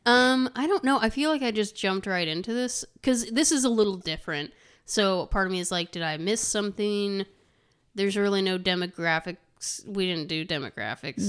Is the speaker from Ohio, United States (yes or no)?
no; Terre Haute, Indiana, United States; We said Terre Haute.